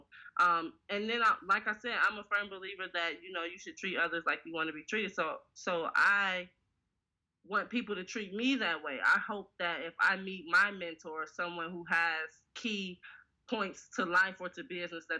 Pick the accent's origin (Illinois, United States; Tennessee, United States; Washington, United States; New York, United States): Illinois, United States; Harvey; I'm born and raised in Harvey, Illinois. And when I say raised, I do mean that from 0 to 18